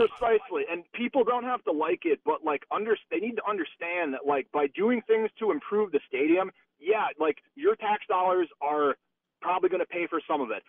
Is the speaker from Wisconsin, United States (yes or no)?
yes; the Northwoods, northern Wisconsin, United States; now in Madison, United States; growing up in the Northwoods has given me a unique perspective